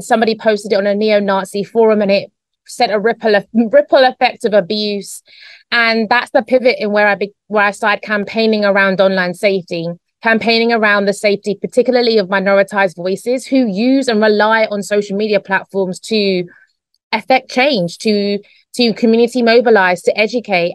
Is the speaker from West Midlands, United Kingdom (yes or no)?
no; London, United Kingdom; moved away as an adult; now in Spain; Grew up in a small area called Newham in East London in the UK